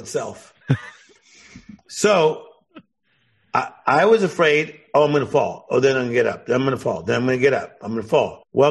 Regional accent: Compton, California, United States; I'm from Compton.

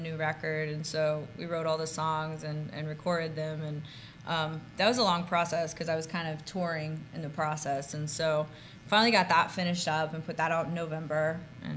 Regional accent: New Orleans, Louisiana, United States; I grew up in New Orleans and came up playing in bands

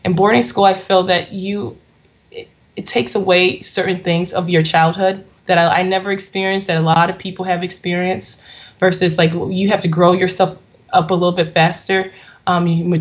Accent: Chicago, Illinois, United States; I live in Chicago, Illinois. I have a few practices and a few businesses in Chicago. I was born in St. Francis Hospital, located close to north of Chicago

